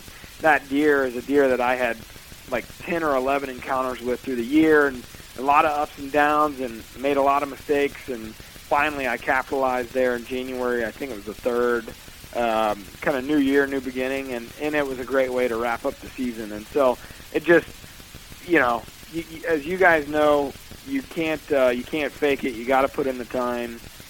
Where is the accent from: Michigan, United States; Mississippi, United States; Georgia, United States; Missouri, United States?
Missouri, United States; He moved to Iowa in, like, 95 or 96 because of that. We're from Missouri originally.